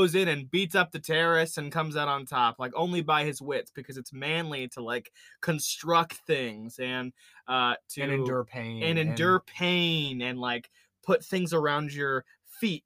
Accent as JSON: {"language": "English", "region": "Indiana", "country": "United States", "tie": "born or raised there", "said": "Sam and I grew up in Indiana"}